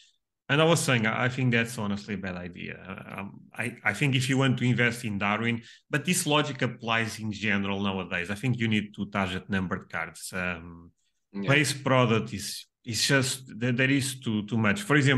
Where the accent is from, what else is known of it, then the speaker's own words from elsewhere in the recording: Portugal; English is a second language; we are both from Portugal.